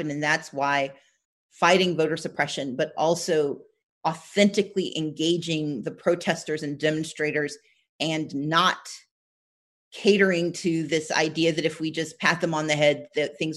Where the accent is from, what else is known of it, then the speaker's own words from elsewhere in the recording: Southern United States, United States; I'm from the South, so I have hope, the best, and I work for it.